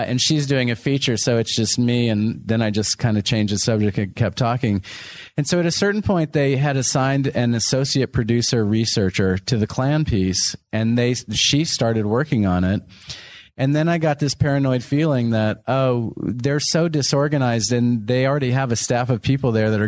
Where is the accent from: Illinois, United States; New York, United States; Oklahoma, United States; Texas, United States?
Texas, United States; moved away; Texas is my home state